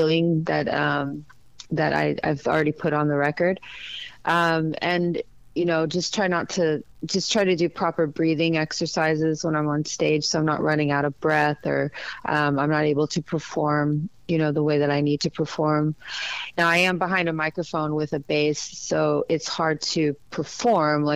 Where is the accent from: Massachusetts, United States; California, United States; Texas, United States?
Texas, United States; Dallas; moved away; I'm from Dallas, so I understand, you know, the South. I think I'm, you know, when I was in Texas, I was the South